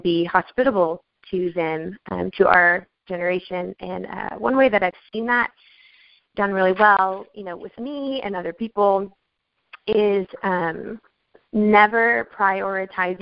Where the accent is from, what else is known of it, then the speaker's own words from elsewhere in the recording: Nashville, Tennessee, United States; I'm from Nashville, Tennessee